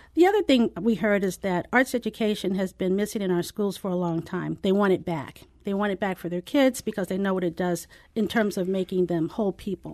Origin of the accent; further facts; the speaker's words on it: St. Louis, Missouri, United States; moved away as an adult; also born or lived in San Diego; I'm from Saint Louis and left right after college